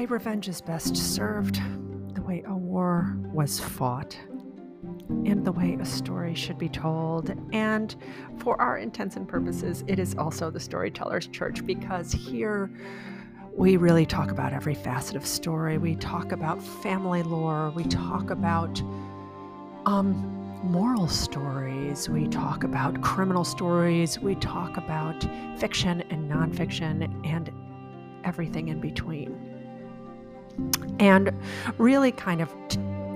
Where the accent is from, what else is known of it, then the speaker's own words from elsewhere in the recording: Chicago, Illinois, United States; moved away as an adult; also born or lived in central Virginia; now in Virginia, United States; I grew up outside of Chicago, and where I live now, I live in central Virginia in a semi-rural